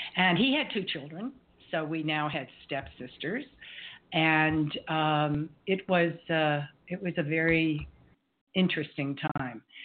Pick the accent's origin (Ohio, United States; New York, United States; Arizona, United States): New York, United States; growing up in New York